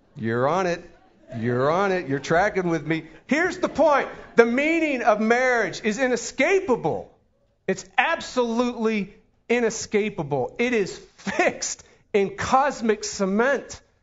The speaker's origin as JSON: {"language": "English", "town": "Pittsburgh", "region": "Pennsylvania", "country": "United States", "moved": "yes", "said": "We're from Pittsburgh, Pennsylvania"}